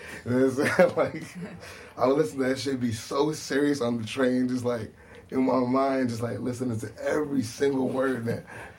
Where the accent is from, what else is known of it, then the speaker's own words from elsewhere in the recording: Northeast, United States; I'm from the Northeast.